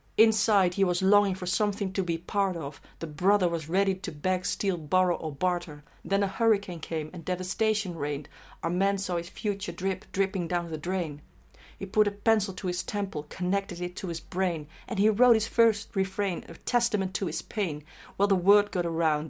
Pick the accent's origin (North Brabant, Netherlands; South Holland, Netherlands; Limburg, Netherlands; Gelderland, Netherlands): South Holland, Netherlands; Rotterdam; ik ben subjectief als Rotterdammer.